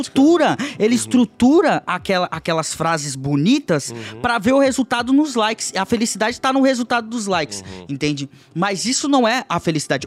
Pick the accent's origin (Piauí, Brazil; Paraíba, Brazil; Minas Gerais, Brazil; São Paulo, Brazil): São Paulo, Brazil; São Vicente; moved away; eu vim da comunidade de São Vicente, da Baixada Santista